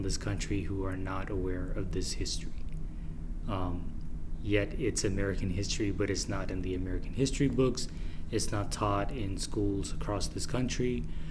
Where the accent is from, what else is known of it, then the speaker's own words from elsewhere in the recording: Marshall Islands; I'm from the Marshall Islands.